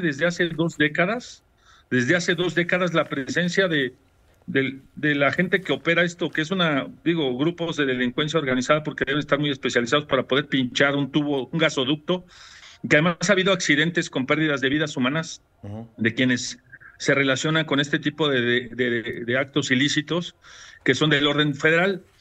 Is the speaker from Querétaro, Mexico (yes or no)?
yes; San Juan del Río, Querétaro, Mexico; desde San Juan del Río, mi tierra